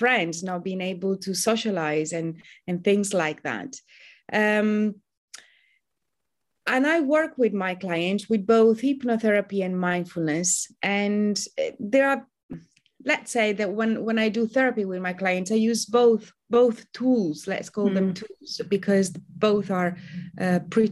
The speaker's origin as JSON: {"language": "English", "country": "Italy", "moved": "as an adult", "lives_now": "London, United Kingdom", "said": "I'm originally from Italy, but I've been a Londoner for almost 20 years now"}